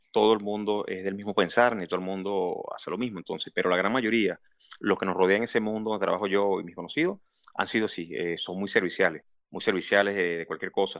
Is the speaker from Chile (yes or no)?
no; Valencia, Carabobo, Venezuela; moved away as an adult; now in Kuwait; las cosas que nosotros como venezolanos, cuando llegamos allá